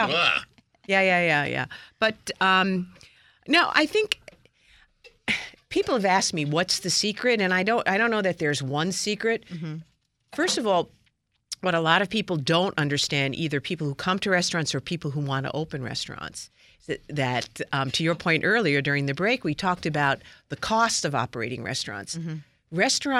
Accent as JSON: {"language": "English", "region": "Tuscany", "country": "Italy", "said": "Yeah, well, and our thing is, we came from Tuscany."}